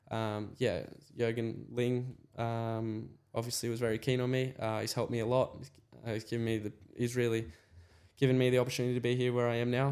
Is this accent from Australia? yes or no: yes; Australia; I was in the paddock as another Aussie